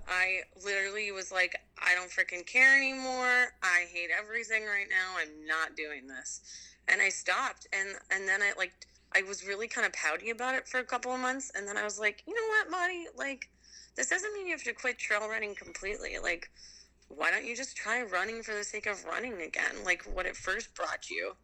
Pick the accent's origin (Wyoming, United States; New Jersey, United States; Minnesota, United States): Minnesota, United States; Delano; moved away as an adult; also born or lived in North Bend, Washington / New Zealand; now in Pacific Northwest, United States; I grew up in a town called Delano, uh, and it's where I went to high school actually